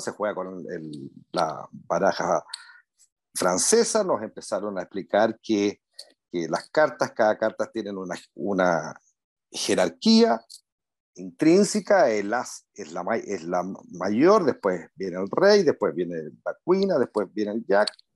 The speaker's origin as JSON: {"language": "Spanish", "town": "Punta Arenas", "region": "Magallanes and Chilean Antarctica", "country": "Chile", "tie": "born or raised there", "moved": "as an adult", "lives_now": "Santiago, Chile", "said": "Nací en Punta Arenas"}